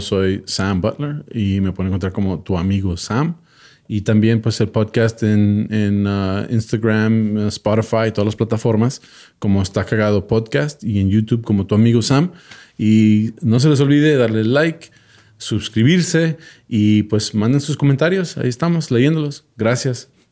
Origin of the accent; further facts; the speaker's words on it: Mexico; como mexicano